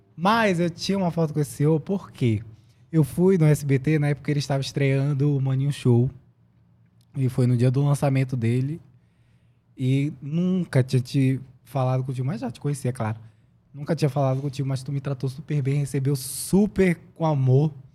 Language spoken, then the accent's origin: Portuguese; Manaus, Amazonas, Brazil; moved away as an adult; also born or lived in Brasília / São Paulo; sou lá de Manaus